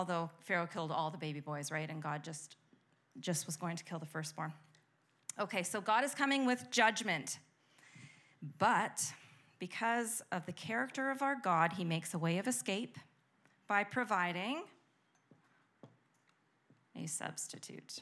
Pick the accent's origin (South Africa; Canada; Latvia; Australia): Canada; we're Canadian